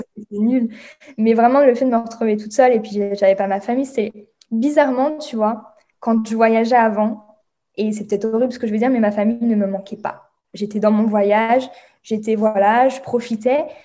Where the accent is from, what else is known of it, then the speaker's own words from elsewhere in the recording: France; accent: French; moved away as an adult; je suis bilingue mais j'ai un accent français